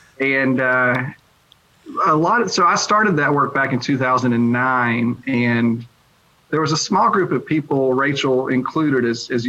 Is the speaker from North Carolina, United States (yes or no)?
yes; eastern North Carolina, United States; moved away as an adult; now in Louisiana, United States; I grew up in North Carolina, very rural area, eastern part of the state, fundamentalist Baptist background.